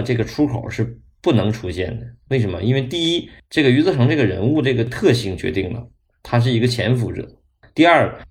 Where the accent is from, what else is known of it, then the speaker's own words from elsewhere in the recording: China; 因为我们中国人没有宗教信仰